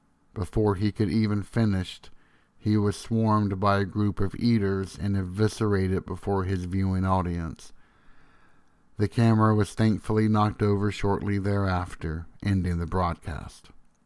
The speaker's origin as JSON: {"language": "English", "region": "Tennessee", "country": "United States", "tie": "born or raised there", "said": "When I was a boy growing up in Tennessee, one summer night I found myself on the back porch looking at the stars."}